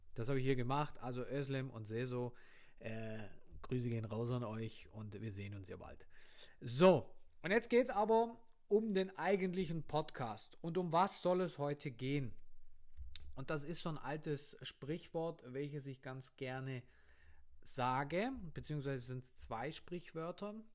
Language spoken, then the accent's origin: German; Germany; bei uns in Deutschland, in, vor allem jetzt auf dem Land, ich komme vom Land